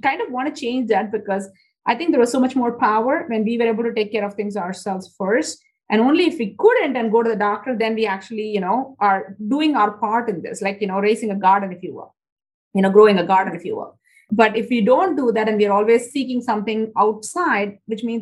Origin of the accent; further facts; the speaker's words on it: India; moved away; when I was growing up in India